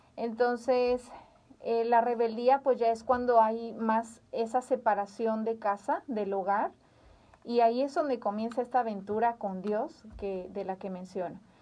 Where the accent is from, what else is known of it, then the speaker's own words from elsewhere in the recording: Zamora, Michoacán, Mexico; en Zamora, Michoacán, somos michoacanos